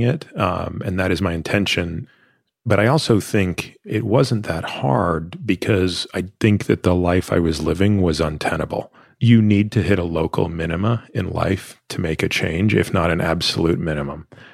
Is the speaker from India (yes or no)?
no; Toronto, Ontario, Canada; I grew up in Toronto